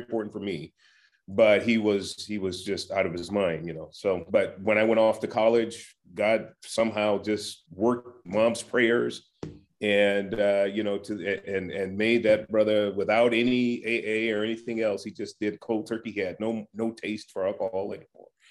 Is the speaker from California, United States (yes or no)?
yes; San Francisco, California, United States; my journey is one that I started in San Francisco. I was born and raised in Hunters Point, abject poverty